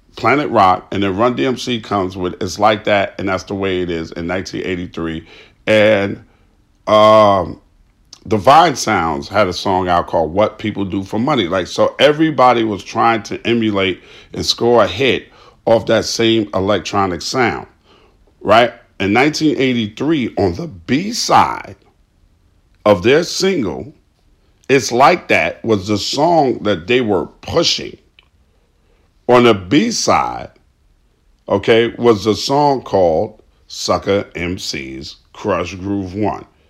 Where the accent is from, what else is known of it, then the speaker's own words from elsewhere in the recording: New York City, New York, United States; My hometown is New York City, specifically Queens, New York, right? And when I grew up in Queens, New York